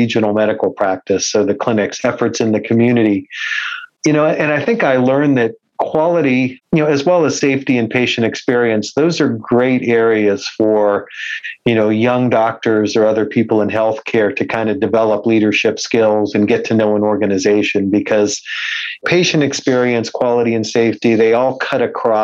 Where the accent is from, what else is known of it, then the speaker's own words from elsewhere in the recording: Youngstown, Ohio, United States; moved away as an adult; also born or lived in Cleveland, Ohio; now in London, United Kingdom; I'm from Youngstown, Ohio originally